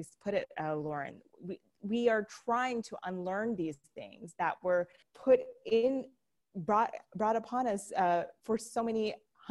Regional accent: Pakistan; moved away; I'm originally from Pakistan

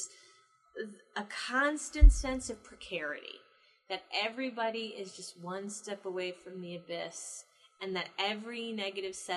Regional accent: the North, United States; now in the South, United States; I'm from the North. I grew up Catholic. I moved to the South

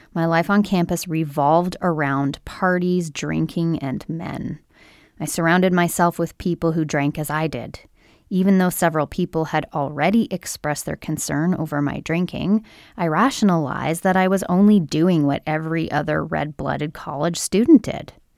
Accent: Brampton, Ontario, Canada; where I'm from, which is Brampton, Ontario, Canada, just outside of Toronto, Ontario, Canada

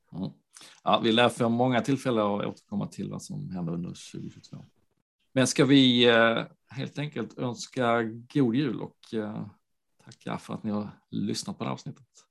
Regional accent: Landskrona, Skåne, Sweden; Landskrona, min hemstad

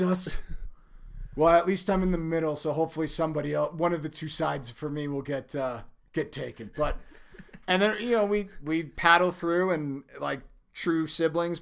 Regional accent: Minnesota, United States; moved away as an adult; now in Colorado, United States; Born and raised in Minnesota. I, I moved out to Colorado when I was, uh, uh, right before I was nineteen

